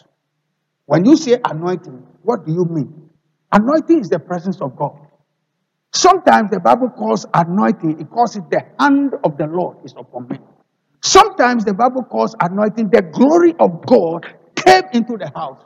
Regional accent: Ghana; moved away; I am a Ghanaian

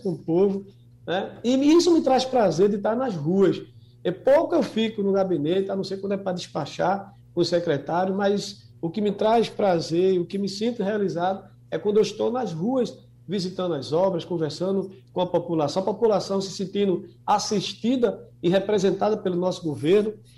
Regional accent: Olinda, Pernambuco, Brazil; pela cidade de Olinda, né, onde eu nasci, e me criei. Me orgulho, evidentemente, de ser pernambucano, ainda mais de ser olindense

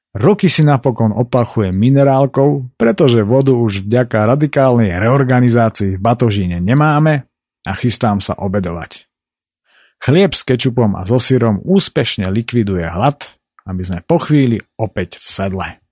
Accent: Spiš, Slovakia; u nás na Spiši

